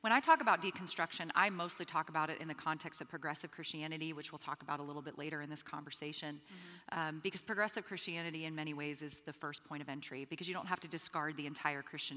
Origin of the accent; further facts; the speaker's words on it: Bahamas; moved away; I'm originally from the Bahamas, and so I grew up predominantly under the prosperity gospel.